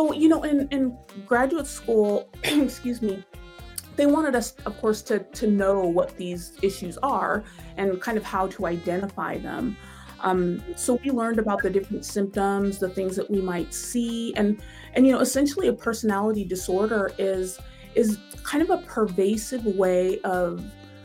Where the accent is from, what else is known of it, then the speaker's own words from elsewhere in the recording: Tacoma, Washington, United States; moved away as an adult; also born or lived in Pittsburgh; I'm from Tacoma, so it was kind of like coming back home